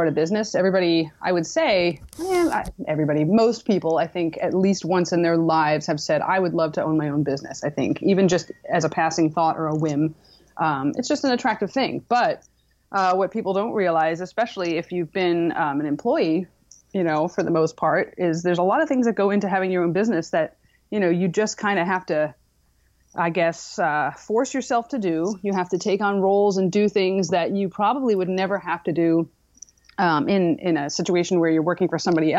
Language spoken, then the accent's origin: English; East Coast, United States; moved away as an adult; now in San Diego, United States; I'm originally from the East Coast